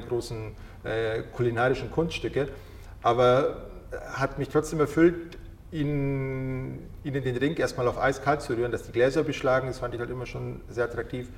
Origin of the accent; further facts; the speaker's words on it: Munich, Bavaria, Germany; ich bin hier geboren, ich bin in München geboren und aufgewachsen.